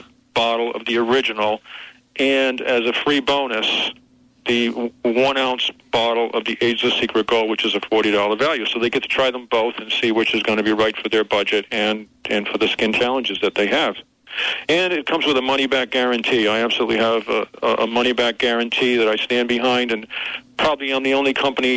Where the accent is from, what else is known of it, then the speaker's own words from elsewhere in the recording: New England, United States; moved away; I'm originally from New England